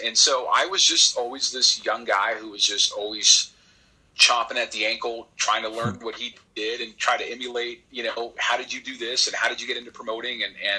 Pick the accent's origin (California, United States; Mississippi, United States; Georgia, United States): California, United States; also born or lived in Texas; So I'm a California kid. I was born and raised out in California.